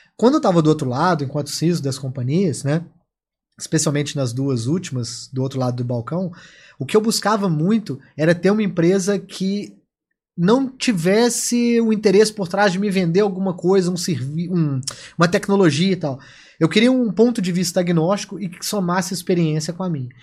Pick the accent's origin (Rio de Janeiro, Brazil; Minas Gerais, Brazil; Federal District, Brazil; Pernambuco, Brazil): Minas Gerais, Brazil; como bom mineirinho